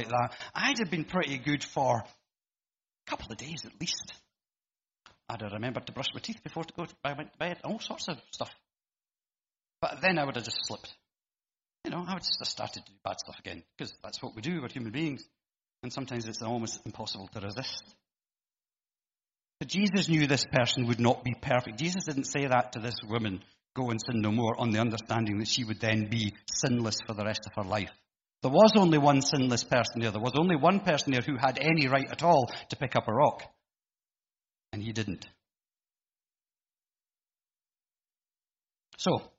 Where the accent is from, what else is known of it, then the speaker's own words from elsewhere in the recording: Glasgow, Scotland, United Kingdom; growing up in Glasgow